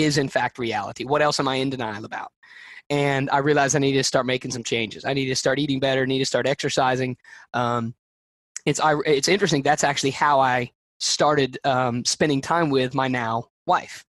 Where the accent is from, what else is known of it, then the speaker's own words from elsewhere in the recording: Alabama, United States; I'm from Alabama